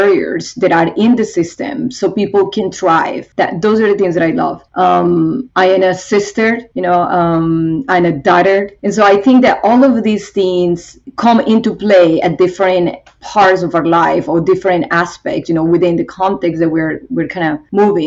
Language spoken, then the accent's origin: English; Bogotá, Bogotá Capital District, Colombia; now in United States; I grew up in Colombia, and specifically in Bogota